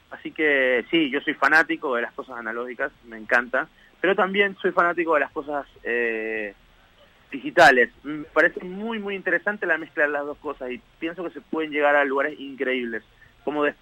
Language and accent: Spanish; Ecuador; now in Argentina; muy agradecido con Argentina aparte, porque fue el lugar que me formó, a pesar que yo vengo de Ecuador y todo, yo me formé acá